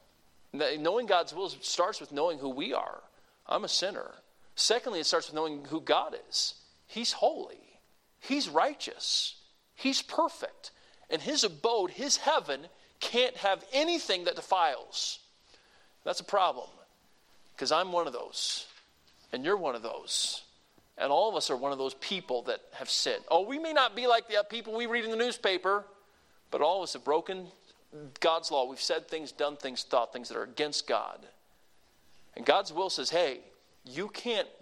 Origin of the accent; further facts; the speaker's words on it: the South, Southern United States, United States; I'm a Southerner